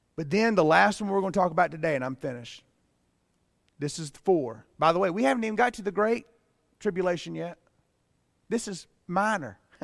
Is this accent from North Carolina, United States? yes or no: yes; Pleasant Garden, North Carolina, United States; I grew up in Pleasant Garden.